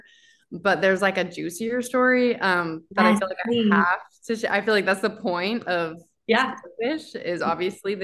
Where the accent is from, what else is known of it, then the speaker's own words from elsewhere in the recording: Utah, United States; moved away as an adult; now in Philadelphia, United States; We're from Utah